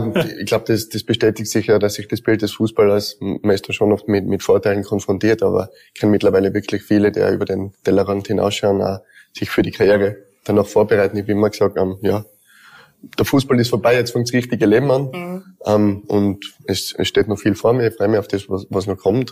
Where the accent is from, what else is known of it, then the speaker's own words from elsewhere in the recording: Tyrol, Austria; Zweites Zuhause bin ja eigentlich aus Tirol.